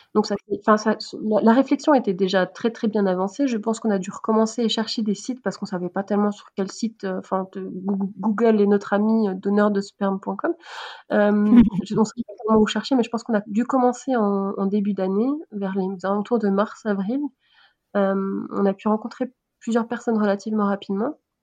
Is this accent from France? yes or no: no; Switzerland; je suis suisse.